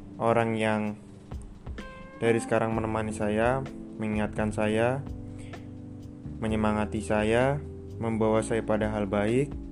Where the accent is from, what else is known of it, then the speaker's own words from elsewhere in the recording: Pringsewu, Lampung, Indonesia; Saya berasal dari Pringsewu, Provinsi Lampung